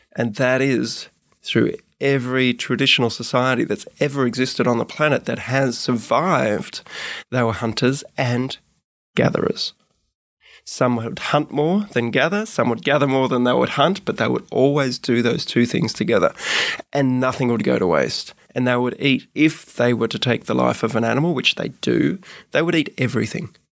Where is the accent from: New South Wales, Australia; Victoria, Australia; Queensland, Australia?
Queensland, Australia; Gold Coast; moved away as an adult; also born or lived in Melbourne / Sydney; I left when I was seven. Not by my choice, but, uh, parents separated. Uh, mum took me up to Queensland, actually, and raised me on the Gold Coast.